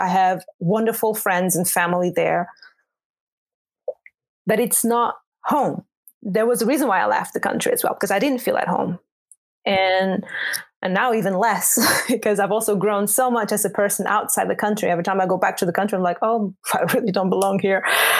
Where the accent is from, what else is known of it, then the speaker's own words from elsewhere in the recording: Portugal; moved away as an adult; also born or lived in Angola; now in Netherlands; And I was born in Angola and grew up in Portugal.